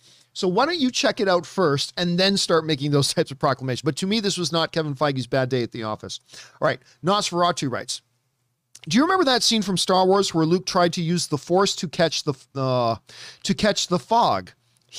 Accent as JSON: {"language": "English", "country": "Philippines", "said": "I'm Filipino. How could I not love the guy?"}